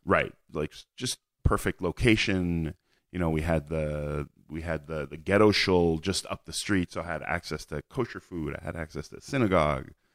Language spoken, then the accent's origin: English; Montreal, Quebec, Canada; moved away as an adult; now in Israel; moved to Canada, where I grew up